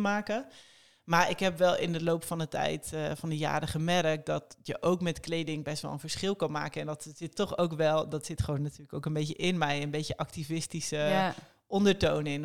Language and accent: Dutch; Netherlands; als een Hollandse eh, tiener